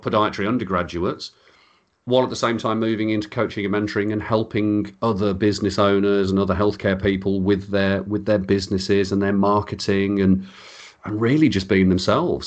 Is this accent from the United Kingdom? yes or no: yes; Birmingham, West Midlands, United Kingdom; accent: Birmingham; I sound like I'm from Birmingham